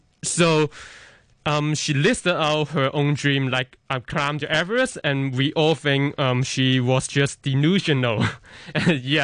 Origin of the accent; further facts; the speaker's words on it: Hong Kong; I was born in Hong Kong and, yeah, made in Hong Kong